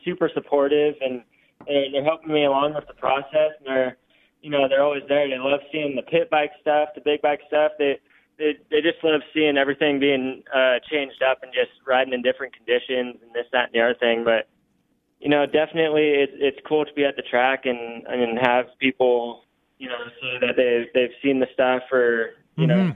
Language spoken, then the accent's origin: English; Washougal, Washington, United States; my hometown race, Washougal